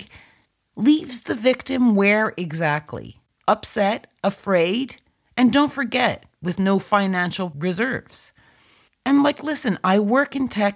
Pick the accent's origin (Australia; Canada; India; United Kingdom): Canada; my home country of Canada